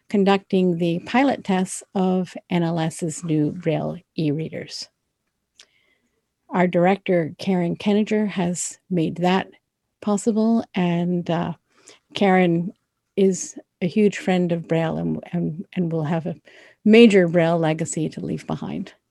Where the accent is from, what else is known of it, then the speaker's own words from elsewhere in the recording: Florida, United States; I grew up in Florida, which is the southeasternmost state in the United States.